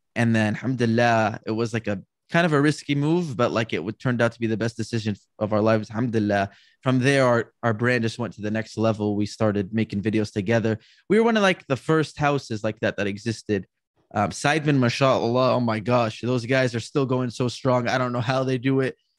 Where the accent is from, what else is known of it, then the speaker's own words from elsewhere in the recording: California, United States; also born or lived in New York; I grew up here in California around my family